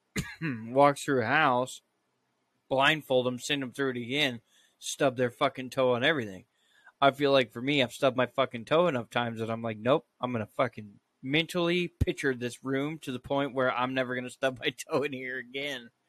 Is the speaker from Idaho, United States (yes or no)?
yes; Idaho, United States; growing up in Idaho